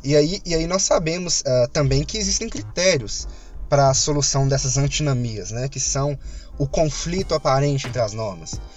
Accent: Minas Gerais, Brazil; accent: mineirês; desculpa pelo mineirês

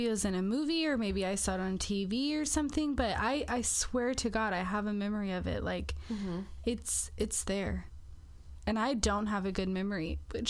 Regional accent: St. Helens, Oregon, United States; downtown where I grew up in St. Helens.

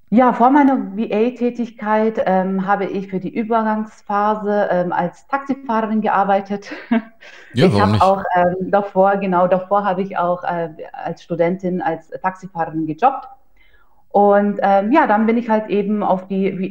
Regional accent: Ingolstadt, Bavaria, Germany; ich bin 31 Jahre jung. Ähm, nach meinem Fachabitur habe ich ursprünglich Steuerfachangestellte gelernt in einer kleinen Kanzlei in Bayern. Ich komme ähm, aus Ingolstadt

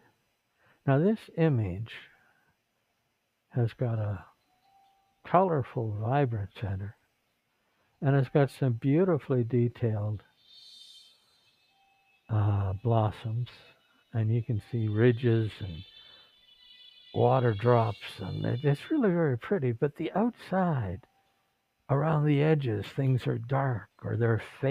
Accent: Vancouver, British Columbia, Canada; now in Philippines; They said, where were you born? I said, Vancouver. They said, what province? BC, check. Country, Canada, check.

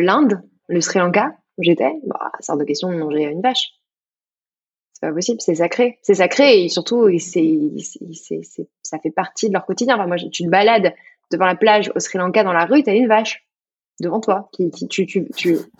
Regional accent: Burgundy, Bourgogne-Franche-Comté, France; je suis de Bourgogne

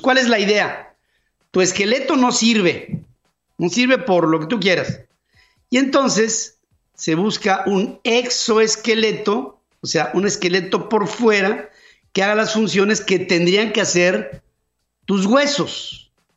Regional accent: Mexico; somos los mexicanos

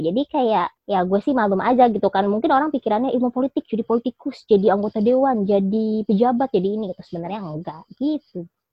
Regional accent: Jakarta, Indonesia; gue yang besar dan tinggal di Jakarta

